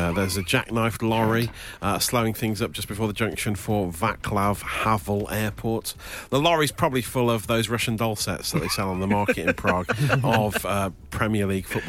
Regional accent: Midlands, United Kingdom; I'm from the Midlands.

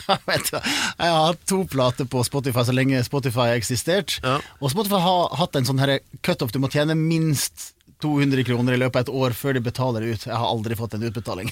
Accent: Sogn, Vestland, Norway; accent: Sogning; jeg er fra Sogn, og det er første gang jeg synger på sogning

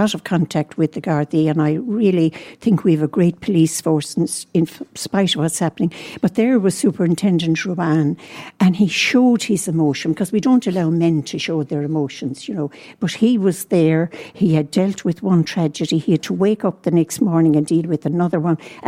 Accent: Fethard, Tipperary, Ireland; I come from South Tipperary. I come from Feathert, looking out at Slievenamon, but I'm equal distance from Cashel and Clonmel

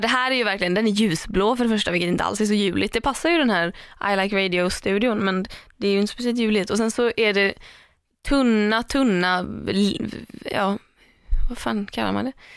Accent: Tahult, Sweden; ta Hult där jag är ifrån

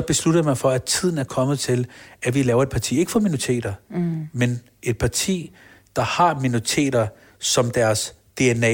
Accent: Copenhagen, Capital Region of Denmark, Denmark; Jeg er født på Rigshospitalet. Jeg er opvokset på Blågårds Plads. Mm. Nørrebro

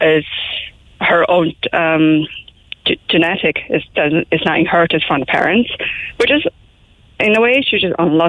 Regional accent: Taiwan; now in Cork, Ireland; I'm from Taiwan originally.

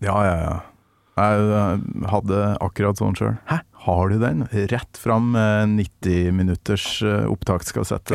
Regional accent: Kolvereid, Trøndelag, Norway; der jeg kommer fra, på Kolvereid

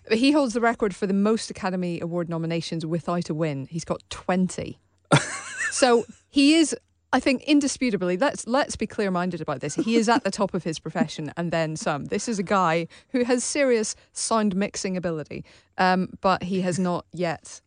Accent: Australia; I'm Australian

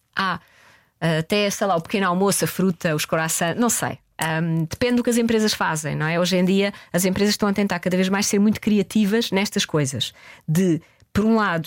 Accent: Portugal; nós somos portugueses

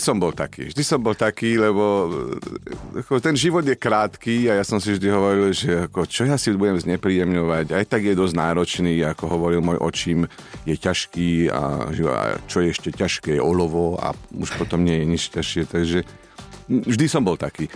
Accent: Slovakia; moved away; also born or lived in Israel

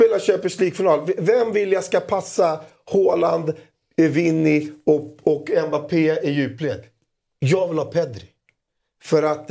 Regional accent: Greece; jag är så jävla grek

